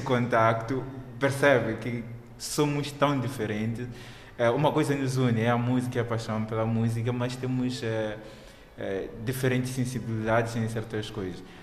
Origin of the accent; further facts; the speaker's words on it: Mozambique; como moçambicano